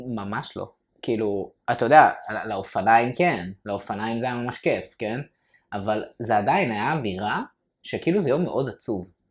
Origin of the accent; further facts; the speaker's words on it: Ramat Gan, Tel Aviv District, Israel; גדלתי ברמת גן, שזה מקום חילוני